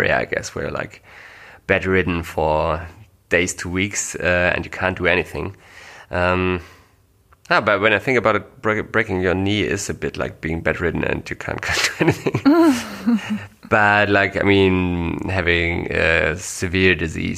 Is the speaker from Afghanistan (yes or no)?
no; Germany; English is a second language; we are not English native speakers. That's the main reason for that is we are not from the US or Great Britain, but from Germany